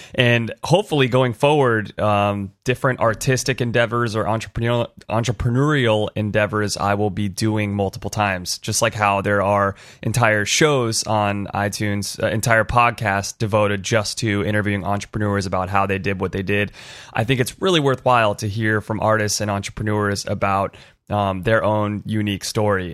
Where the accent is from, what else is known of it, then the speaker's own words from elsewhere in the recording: California, United States; I grew up in in California